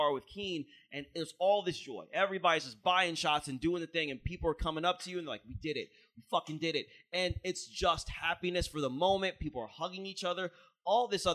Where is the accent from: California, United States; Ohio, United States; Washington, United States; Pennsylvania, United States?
Ohio, United States; now in Philadelphia, United States; I'm from Ohio.